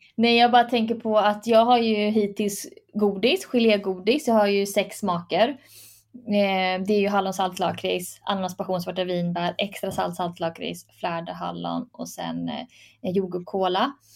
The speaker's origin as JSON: {"language": "Swedish", "country": "Sweden", "tie": "born or raised there", "said": "jag är född i Sverige"}